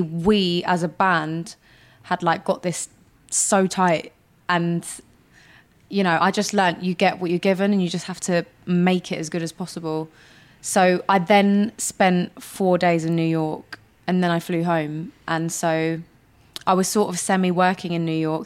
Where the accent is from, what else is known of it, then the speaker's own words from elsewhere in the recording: London, United Kingdom; I'm a girl from North London